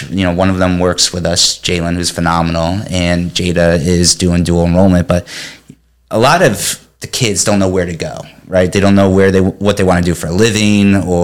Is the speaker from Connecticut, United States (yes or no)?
yes; Connecticut, United States; now in Florida, United States; I'm from Connecticut